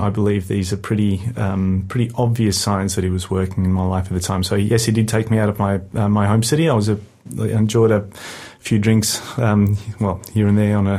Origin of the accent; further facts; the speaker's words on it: South Africa; moved away; I'm South African originally, brought up a Christian